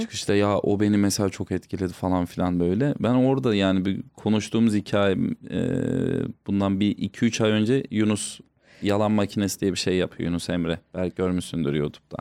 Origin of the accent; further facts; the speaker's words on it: Tokat, Turkey; Hatta Tokatlıyım.